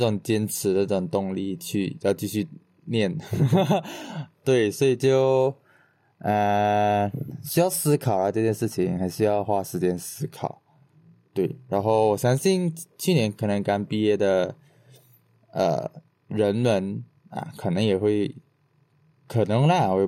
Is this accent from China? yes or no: no; Sarawak, Malaysia; 我作为一个东马人，我看到我觉得很好笑，